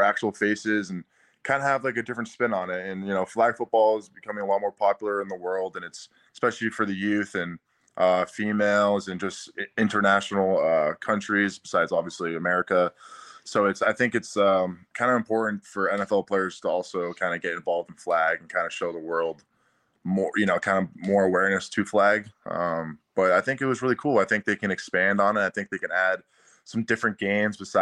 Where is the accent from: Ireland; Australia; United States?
United States; Massachusetts; moved away as an adult; also born or lived in Baltimore, Maryland; I've been up in Massachusetts. I have a house up here, actually, in my hometown.